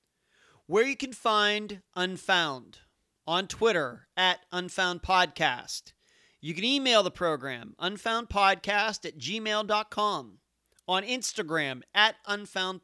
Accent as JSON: {"language": "English", "town": "Leechburg", "region": "Pennsylvania", "country": "United States", "tie": "born or raised there", "moved": "yes", "lives_now": "Madeira Beach, United States", "said": "my parents don't even live in my hometown of Leechburg anymore"}